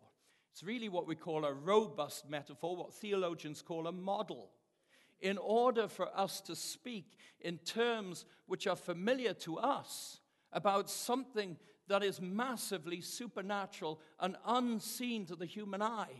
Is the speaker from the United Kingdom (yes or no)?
yes; United Kingdom; moved away as an adult; now in United States; Growing up in the United Kingdom